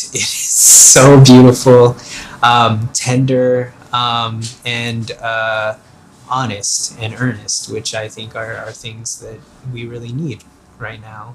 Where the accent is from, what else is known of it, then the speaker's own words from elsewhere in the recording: Philippines; now in United States; In the Philippines, it's like our national sport, and so I knew of the Lakers and Magic Johnson and Kareem Abdul-Jabbar before I even immigrated to the U.S.